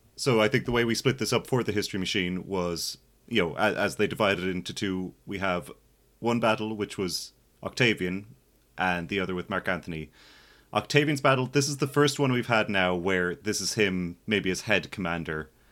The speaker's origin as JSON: {"language": "English", "country": "Ireland", "said": "as an Irish millennial"}